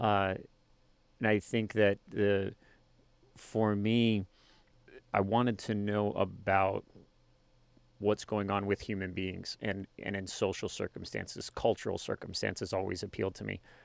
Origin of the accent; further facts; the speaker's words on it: Worland, Wyoming, United States; also born or lived in Colorado; kindergarten through high school in Warland, Wyoming.